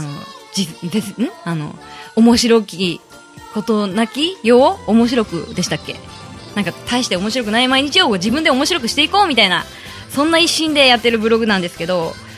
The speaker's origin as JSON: {"language": "Japanese", "town": "Kasuga", "region": "Fukuoka", "country": "Japan", "tie": "born or raised there", "said": "福岡県春日市が出身ですずっと春日市にいました"}